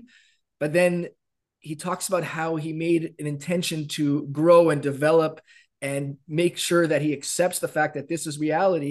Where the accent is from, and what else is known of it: Canada